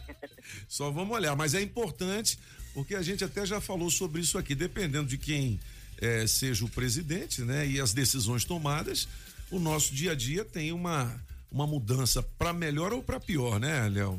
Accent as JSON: {"language": "Portuguese", "town": "Brasília", "region": "Federal District", "country": "Brazil", "tie": "born or raised there", "said": "quando eu era moleque aqui em Brasília"}